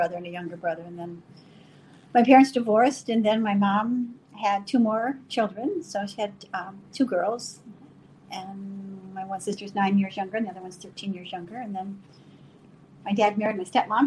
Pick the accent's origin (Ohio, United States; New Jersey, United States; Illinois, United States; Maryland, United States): Illinois, United States; La Harpe; also born or lived in Augusta, Illinois; I was born in La Harpe, Illinois, which is West Central Illinois